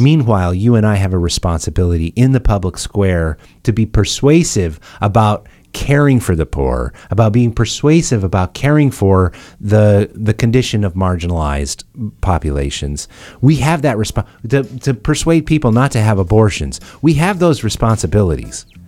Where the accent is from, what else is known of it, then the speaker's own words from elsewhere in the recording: United States; I'm saying this as an American